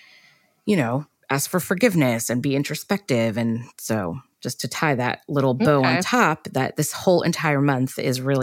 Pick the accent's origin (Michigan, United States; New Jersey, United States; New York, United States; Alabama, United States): New York, United States; New York City; When I was growing up in New York